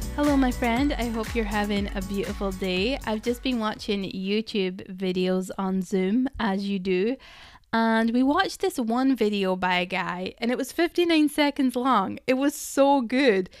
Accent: Scotland, United Kingdom; I'm Scottish

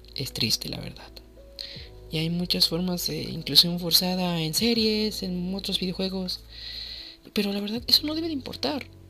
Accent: Mexico; soy de México

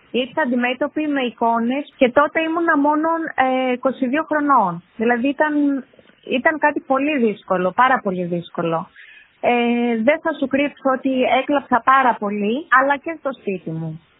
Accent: Cyprus; now in Greece; η καταγωγή μου είναι από Κύπρο και τα τελευταία χρόνια εγώ και εργάζομαι μόνιμα στην Ελλάδα

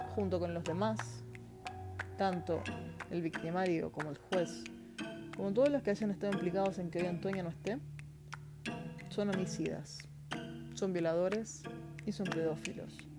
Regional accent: Argentina; Soy argentina

